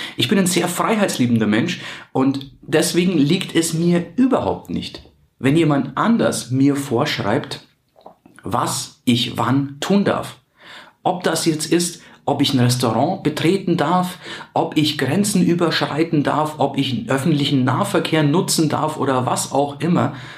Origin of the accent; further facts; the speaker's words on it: Germany; bei uns in Deutschland